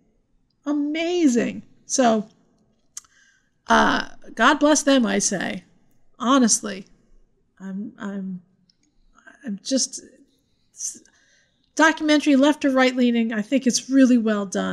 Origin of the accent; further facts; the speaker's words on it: United States; we're from Jersey and New York